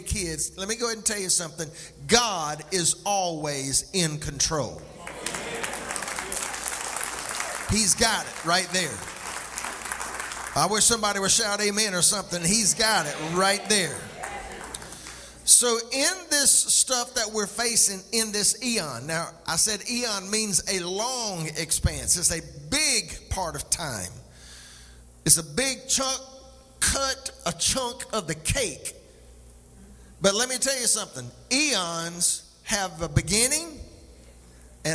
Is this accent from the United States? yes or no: yes; McCall, United States; also born or lived in Columbia; I grew up in McCall